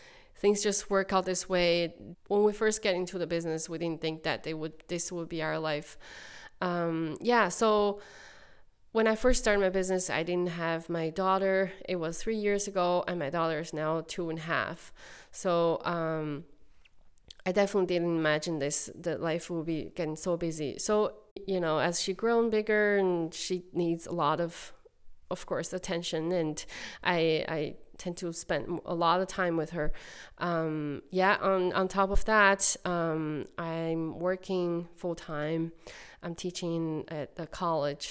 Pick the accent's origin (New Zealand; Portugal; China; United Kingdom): China; moved away as an adult; now in Cape Breton, Canada; I'm from China, and my city has over 5 million population